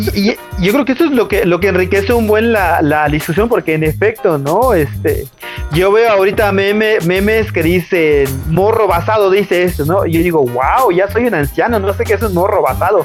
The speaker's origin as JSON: {"language": "Spanish", "town": "Tunkás", "region": "Yucatán", "country": "Mexico", "said": "Yo vengo de un pueblo de Yucatán que se llama Tuncas, que está como a hora y media de Mérida."}